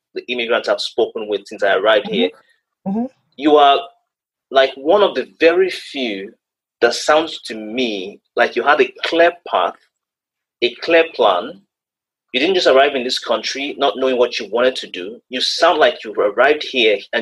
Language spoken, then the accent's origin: English; Nigeria; moved away; coming from where we came from Nigeria